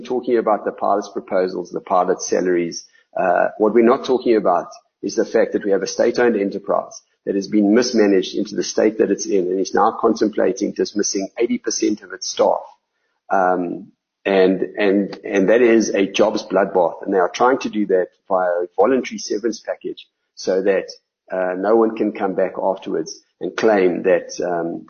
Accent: South Africa; we're South Africans. We love this country

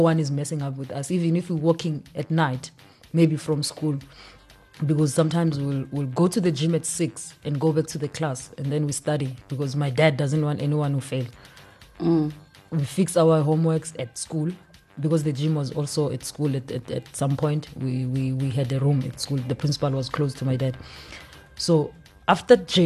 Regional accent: Klerksdorp, North West, South Africa; also born or lived in Eastern Cape / Limpopo; I was born in Eastern Cape. I do go to a small Nyana town. I love my village, but I hardly go there. It's far. But I grew up in Klerksdorp, Northwest Kokasi.

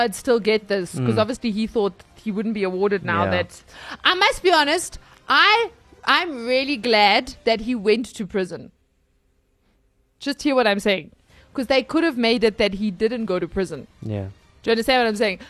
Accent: South Africa; as a South African

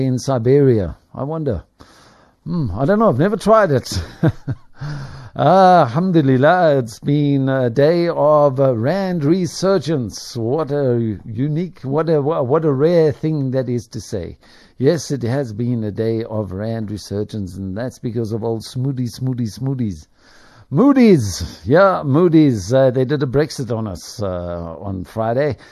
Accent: South Africa; I'm a South African. I have a South African passport. I don't have an Irish passport. I haven't applied for one. I'm the only sibling other than my one brother who hasn't applied for his Irish passport. I'm gonna stick in this country. Yeah, I was born here

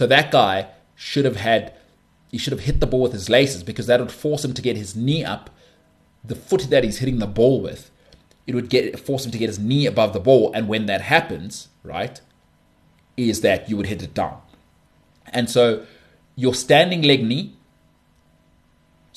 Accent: South Africa; I'm South African.

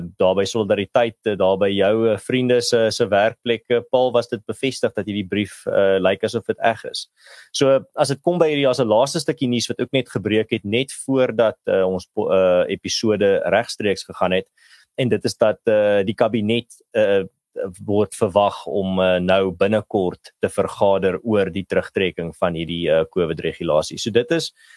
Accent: Malmesbury, Western Cape, South Africa; in die dorpie waar ek groot geword het in Mamesbury

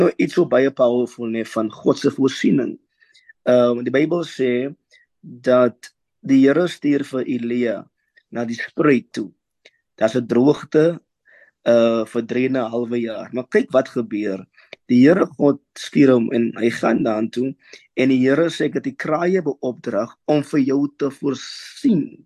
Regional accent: Worcester, Western Cape, South Africa; Ek is gebore in Woester

